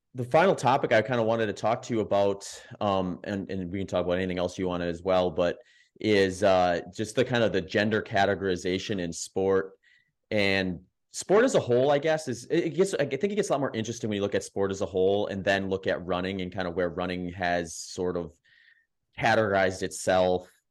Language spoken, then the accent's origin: English; the Midwest, Wisconsin, United States; I grew up in the Midwest, lived in Wisconsin, that's where I ran high school and college